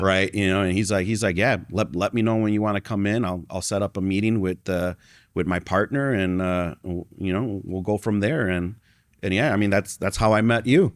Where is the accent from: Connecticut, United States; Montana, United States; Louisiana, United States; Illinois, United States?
Illinois, United States; Chicago; I was born and raised in Chicago.